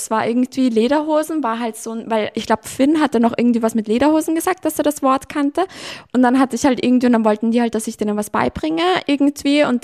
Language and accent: German; Vienna, Austria; Da war so ein, ein Ire, bei uns in Wien.